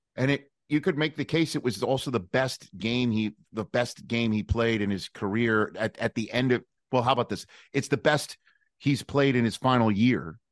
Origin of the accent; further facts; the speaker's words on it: New York City, New York, United States; growing up in Staten Island, New York